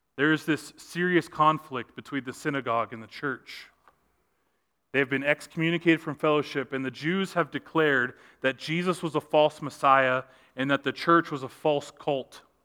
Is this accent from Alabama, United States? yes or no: no; Los Angeles, California, United States; I was born in Los Angeles, California. I have been through a lot of earthquakes